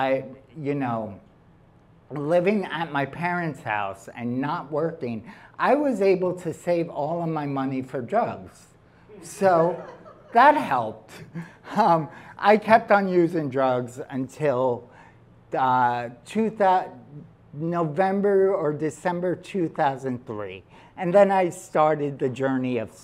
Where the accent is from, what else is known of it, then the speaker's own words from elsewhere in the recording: New York City, New York, United States; she met me in Staten Island because that's where I'm from